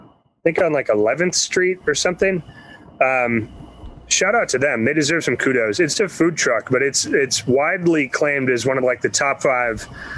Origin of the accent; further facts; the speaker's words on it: Michigan, United States; moved away as an adult; also born or lived in Chicago, Illinois; now in Austin, United States; I've only lived here for a year and a half. I'm not from Texas. I grew up in Michigan.